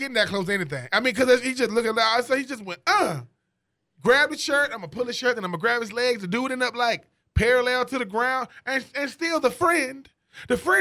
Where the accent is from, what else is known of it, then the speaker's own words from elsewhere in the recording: the South, United States; I am from the South